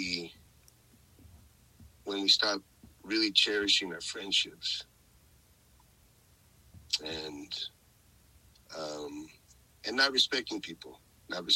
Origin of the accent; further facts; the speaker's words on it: northern Mexico, Mexico; I'm a Norteño. I grew up in Norteño